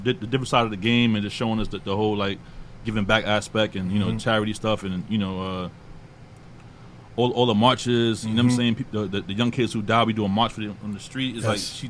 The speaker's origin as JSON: {"language": "English", "region": "New York", "country": "United States", "tie": "born or raised there", "said": "Like, you know, I grew up in Queens. I'm in Southside."}